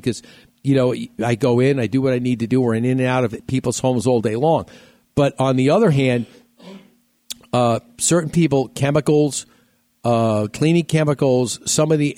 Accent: New York, United States; moved away; when I was growing up in New York

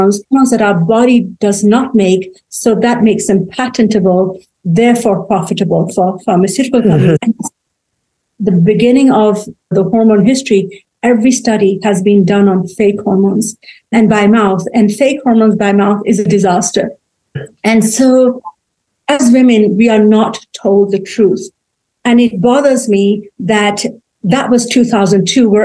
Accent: England, United Kingdom; moved away as an adult; now in United States; Well, I grew up in England. I was born there.

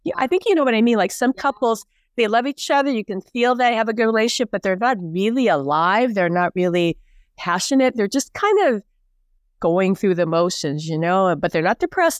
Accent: Hawaii, United States; born and raised in Hawaii

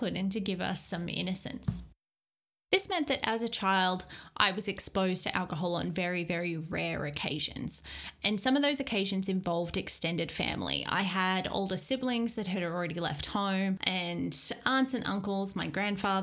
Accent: Australia; growing up in Australia and being Australian

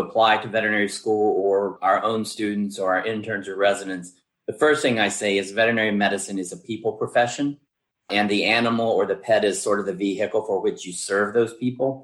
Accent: West Virginia, United States; moved away as an adult; also born or lived in Georgia; now in Ohio, United States; I came here first in 1985 from West Virginia

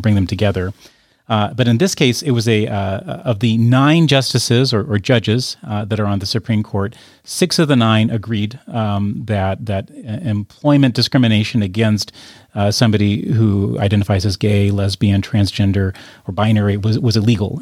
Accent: United States; As an American taxpayer

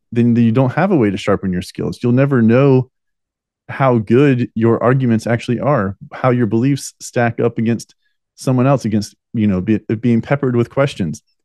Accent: United States; we the American people

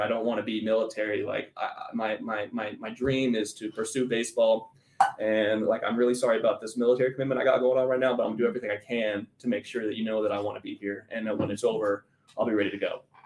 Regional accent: Denver, Colorado, United States; moved away as an adult; also born or lived in Georgia; I'm originally from Colorado, grew up in Denver, went to high school at Cherry Creek

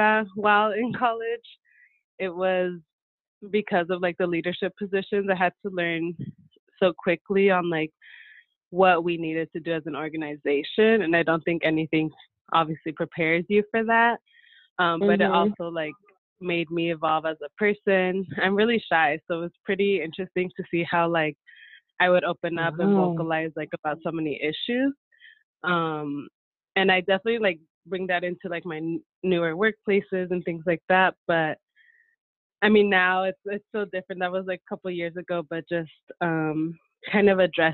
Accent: San Diego, California, United States; I grew up here in San Diego with really strong connection to Mexico, to Michoacán specifically

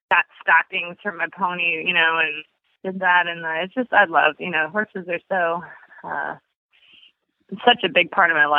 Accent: Barrington, Illinois, United States; I'm from Barrington, Illinois, and we had a little 3-stall barn in our backyard. So as a kid, that was what I did

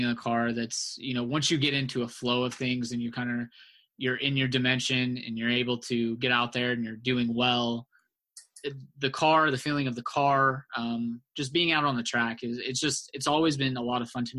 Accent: Norman, Oklahoma, United States; my growing up in Norman, Oklahoma

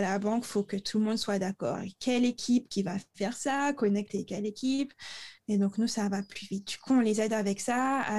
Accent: Le Moule, Guadeloupe; moved away; j'ai grandi au Moule

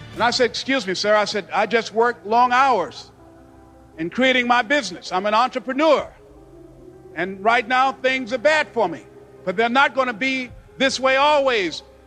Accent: Miami, Florida, United States; born or raised there

